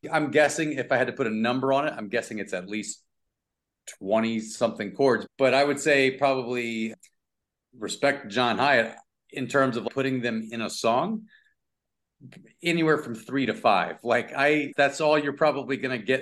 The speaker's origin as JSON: {"language": "English", "town": "Lafayette", "region": "Louisiana", "country": "United States", "tie": "born or raised there", "also_born_or_lived": "Jennings, Louisiana / Natchitoches, Louisiana / Chicago", "moved": "as an adult", "lives_now": "California, United States", "said": "I grew up between Lafayette and Lake Charles, Louisiana."}